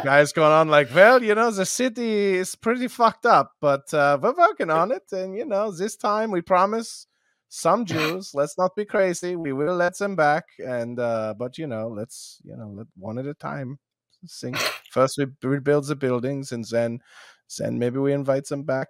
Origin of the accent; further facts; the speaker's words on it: outside of Philadelphia, Pennsylvania, United States; I grew up outside of Philly